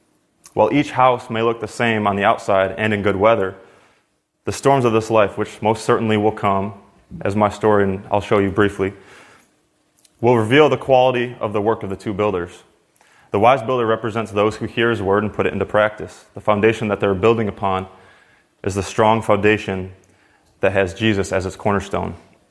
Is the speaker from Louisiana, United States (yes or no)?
no; Wisconsin, United States; now in Oakland, United States; So as Austin said … I come from Wisconsin, but I left my family back in Oakland.